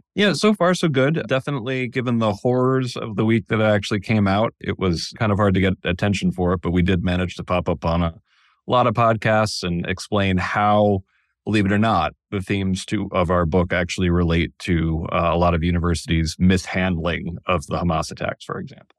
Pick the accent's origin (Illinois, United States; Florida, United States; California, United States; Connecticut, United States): Connecticut, United States; Danbury; moved away; I grew up in Danbury, Connecticut